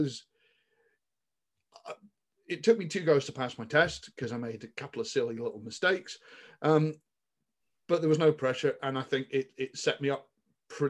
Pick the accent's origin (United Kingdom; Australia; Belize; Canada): United Kingdom; Somerset, South West England; moved away; I grew up in Somerset and grew up in a relatively rural part of the world.